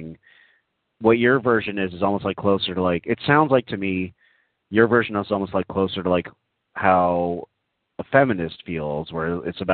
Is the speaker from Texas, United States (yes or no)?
yes; Texas, United States; I grew up in Texas myself